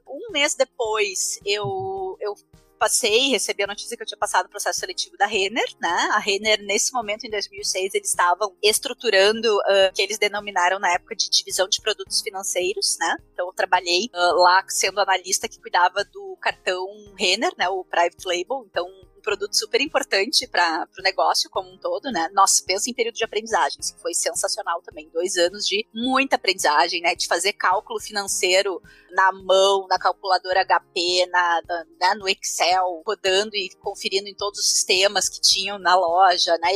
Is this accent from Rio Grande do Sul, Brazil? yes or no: yes; Esteio, Rio Grande do Sul, Brazil; nasci lá, né? Fui uma criança que nasceu, cresceu na década de 80